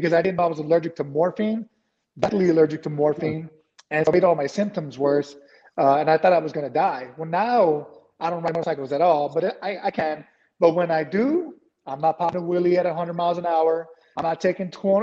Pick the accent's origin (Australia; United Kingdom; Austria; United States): United States; San Antonio, Texas; born or raised there